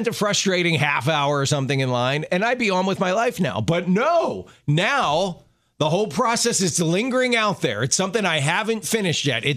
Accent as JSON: {"language": "English", "town": "Baltimore", "region": "Maryland", "country": "United States", "tie": "born or raised there", "said": "When I was a kid growing up in Maryland, in Baltimore"}